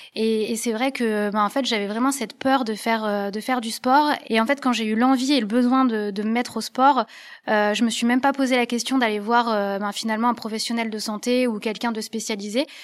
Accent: Lorraine, Grand Est, France; now in Lyon, France; je suis originaire de Lorraine, le pays où il fait un petit peu froid

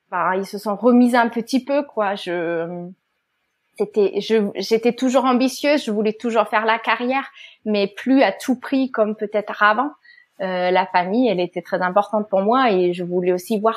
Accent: Germany; French is a second language; euh, Je suis allemande, on l'entend peut-être un petit peu. J'ai fait des études binationales en Allemagne et en France

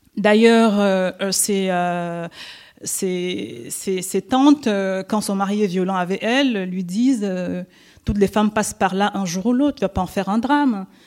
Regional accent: Cameroon; first language French; je viens du Cameroun

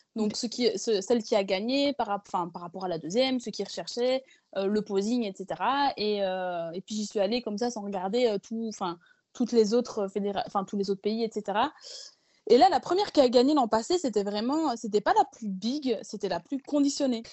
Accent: Belgium; je suis belge à la base

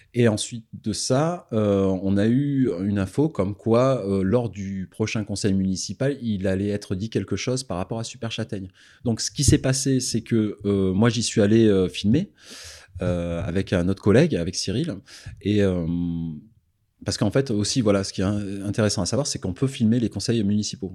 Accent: Ardèche, Auvergne-Rhône-Alpes, France; je viens d'Ardèche

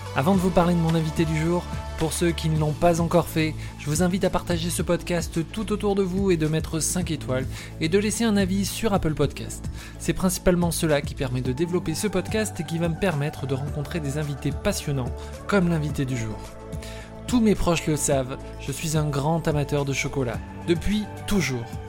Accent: Ussel, Nouvelle-Aquitaine, France; à Ussel, là d'où je viens.

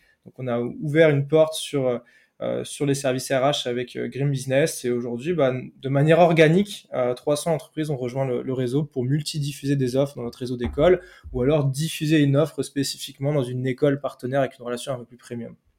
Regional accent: Brittany, France

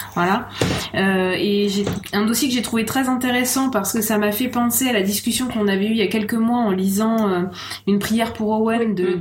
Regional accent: France; en tant que française

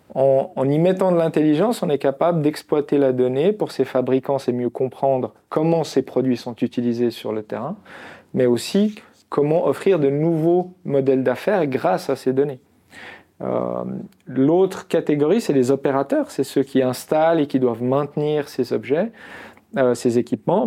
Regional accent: Constantine, Constantine Province, Algeria; now in Lausanne, Switzerland; je suis né en Algérie, je suis né à Constantine

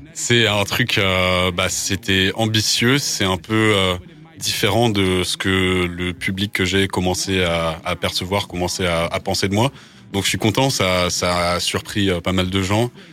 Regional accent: Bagnols-sur-Cèze, Occitania, France; first language English; French is a second language; moved away as an adult; now in Paris, France; je suis né à Bagnoles-sur-Cèze dans le Gard, mais j'habite maintenant à Paris

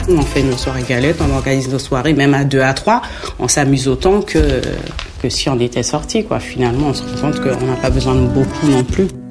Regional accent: French Guiana; moved away as an adult; j'ai quitté la Guyane en 2010

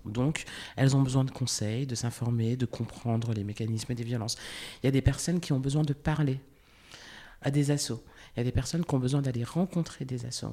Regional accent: the Vosges, Grand Est, France; je suis née en France, je suis née dans les Vosges, j'ai grandi dans les Vosges.

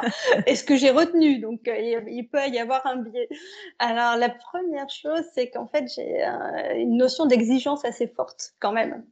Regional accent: the North, Hauts-de-France, France; je suis une fille du Nord

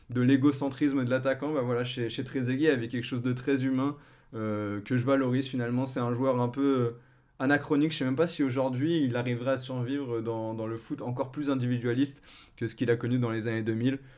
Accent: France; je pense, quand on est français de notre génération, qui nous a forcément marqué.

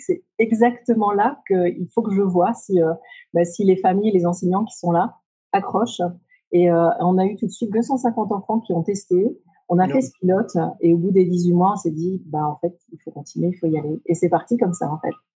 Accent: Brittany, France; moved away as an adult; also born or lived in Japan; j'ai grandi en Bretagne

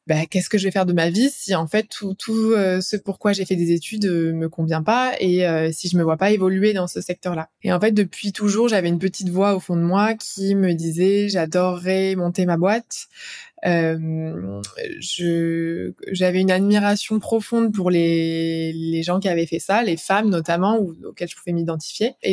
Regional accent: Clermont-Ferrand, Auvergne-Rhône-Alpes, France; now in Paris, France; Je viens de Clermont-Ferrand

